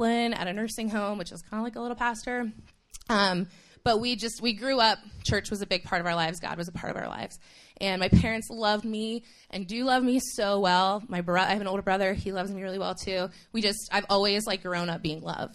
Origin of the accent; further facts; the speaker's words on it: Toronto, Ontario, Canada; moved away as an adult; also born or lived in Haiti; now in United States; When I was 8 years old, my family moved to Toronto, Ontario. And I grew up in Canada